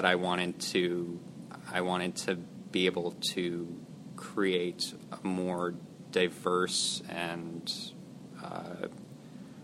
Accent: Santa Barbara, California, United States; also born or lived in Nashville, Tennessee / Isla Vista, California; I've spent the majority of my life in Santa Barbara

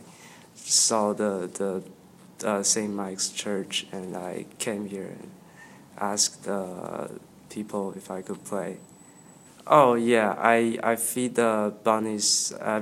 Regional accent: Beijing, China; moved away as an adult; I'm from Beijing

